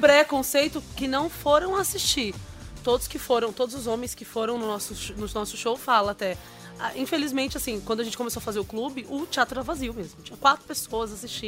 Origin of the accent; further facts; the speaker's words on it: São Paulo, Brazil; also born or lived in Bahia; eu nasci em Tabuna, na Bahia, mas eu vim pra cá com seis meses. Uhum. E dali do Grajaú, a gente cresceu com o Grajaú